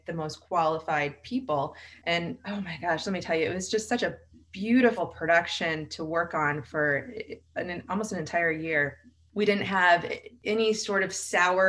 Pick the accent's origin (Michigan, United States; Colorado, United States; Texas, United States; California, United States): Michigan, United States; also born or lived in Los Angeles / New York; now in Austin, United States; where I grew up in Michigan, with really nice people